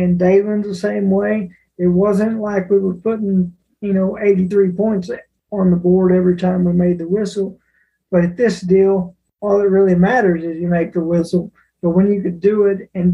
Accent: United States; I'm an American

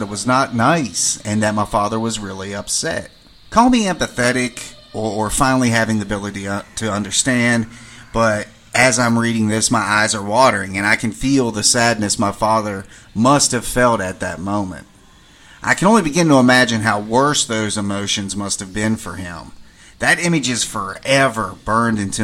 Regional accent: western Maryland, United States; moved away as an adult; My hometown was buried in the mountains of western Maryland

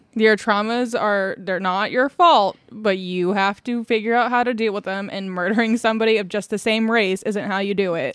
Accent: Indiana, United States; moved away; I was born in Indiana

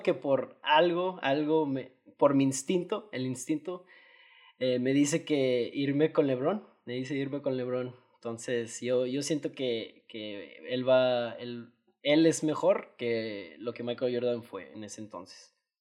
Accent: Mexico; como buen mexicano

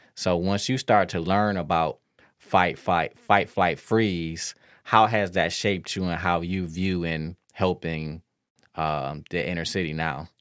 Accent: Detroit, Michigan, United States; I grew up in Detroit

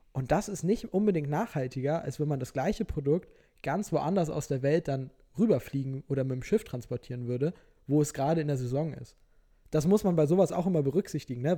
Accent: Norderstedt, Schleswig-Holstein, Germany; also born or lived in Hamburg; now in Lüneburg, Germany; also ich komme ja eigentlich aus Norderstedt

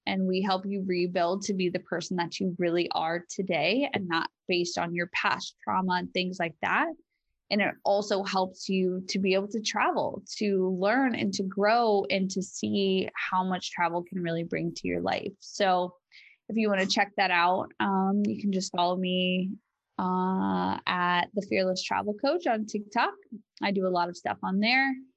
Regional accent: United States; in my home country

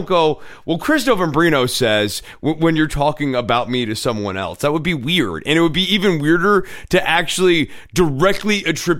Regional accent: Scotland, United Kingdom; whereas Gallus gives us something regional that sort of reminds people that we're from Scotland.

